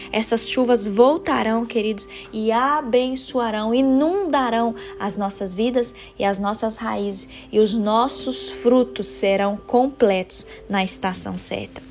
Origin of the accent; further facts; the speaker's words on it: Brazil; moved away; o pessoal aí da minha terra natal, aí do Brasil